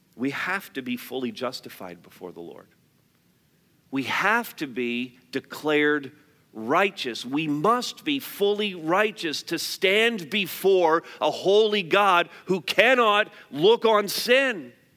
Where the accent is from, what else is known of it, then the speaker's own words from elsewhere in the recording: Canada; because we're Canadian